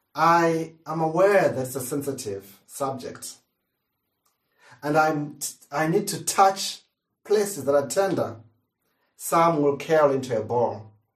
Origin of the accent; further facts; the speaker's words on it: Zimbabwe; now in United Kingdom; As a kid, growing up in Zimbabwe